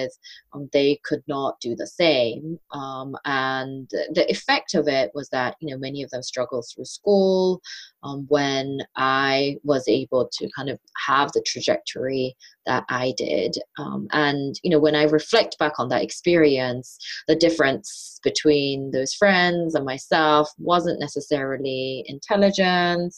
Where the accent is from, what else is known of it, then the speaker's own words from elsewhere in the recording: suburbs of London, United Kingdom; also born or lived in South Korea; growing up as a Korean immigrant student in the suburbs of London. So I moved from Korea to England when I was 8